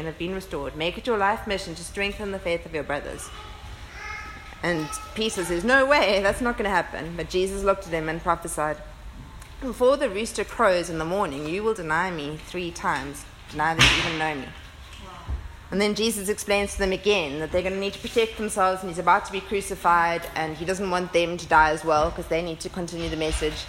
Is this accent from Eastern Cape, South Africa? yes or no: yes; Port Elizabeth, Eastern Cape, South Africa; moved away as an adult; I moved from Port Elizabeth to Cape Town to study medicine. I was 18. I left my family of origin